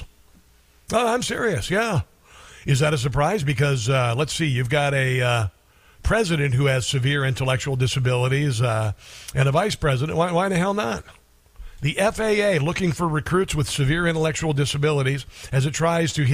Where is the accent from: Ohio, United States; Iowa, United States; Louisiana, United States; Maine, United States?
Iowa, United States; Pottawattamie County; moved away; I am from Pottawatomie County, the largest county in Iowa